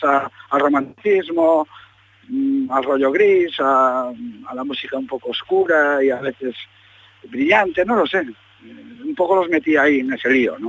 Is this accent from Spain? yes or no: yes; Galicia, Spain; nos hemos criado, pues como decimos aquí, en la ribera, ¿no? en la orilla del Atlántico